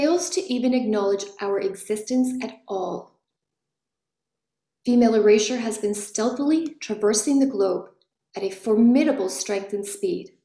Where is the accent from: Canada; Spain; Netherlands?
Canada; I am Canadian